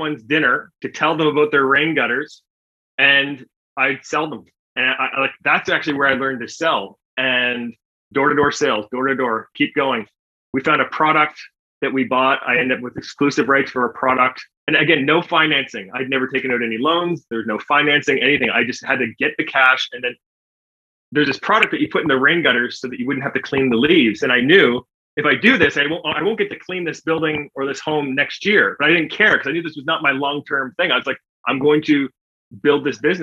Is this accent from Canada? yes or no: yes; Canada; accent: Canadian; I am from Canada.